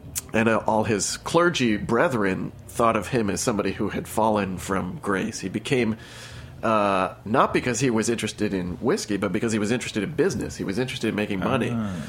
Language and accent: English; Kentucky, United States; now in New York City, United States; it was a dry county where I grew up in Kentucky